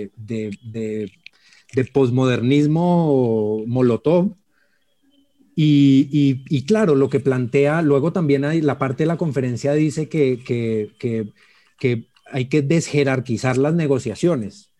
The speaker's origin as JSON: {"language": "Spanish", "country": "Colombia", "said": "como colombianos"}